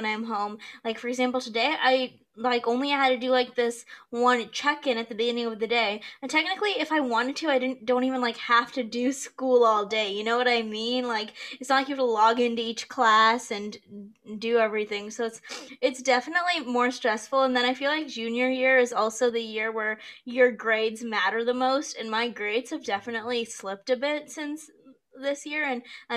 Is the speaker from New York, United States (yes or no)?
yes; Rochester, New York, United States; I'm from Rochester, New York